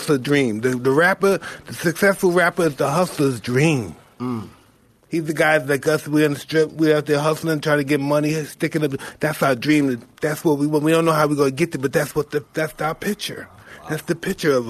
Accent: New York City, New York, United States; I'm from Brownville.

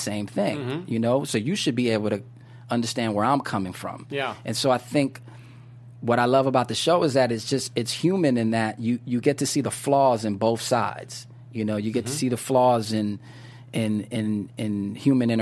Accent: New York, United States; now in Los Angeles, United States; growing up in New York

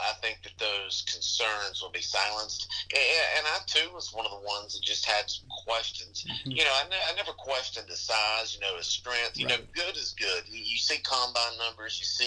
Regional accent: North Carolina, United States; growing up in North Carolina

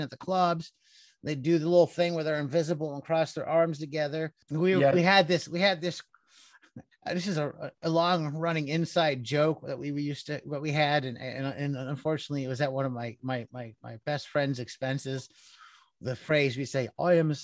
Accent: Cleveland, Ohio, United States; I grew up in Cleveland

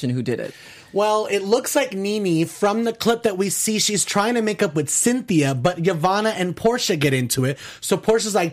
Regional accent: Paterson, New Jersey, United States; I'm from Paterson.

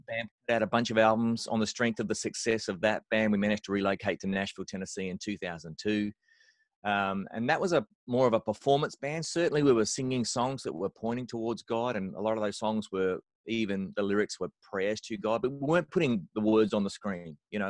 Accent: Australia; I'm an Australian bass player

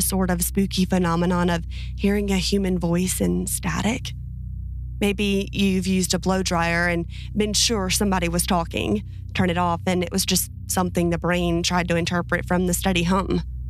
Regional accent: Finland; I'm from Finland, and that's also where these things I'm about to describe to you happened.

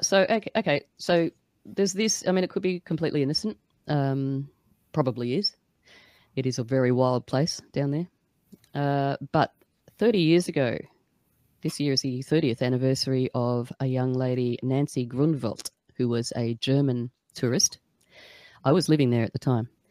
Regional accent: Australia; I'm Australian

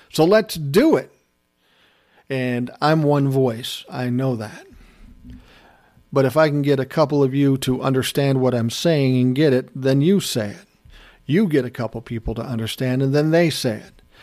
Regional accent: United States; as an American

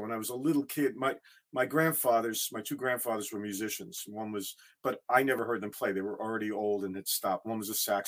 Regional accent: Teaneck, New Jersey, United States; also born or lived in Bronx, New York / Wisconsin; I was born in the Bronx, and my family moved to Teaneck, New Jersey when I was 6

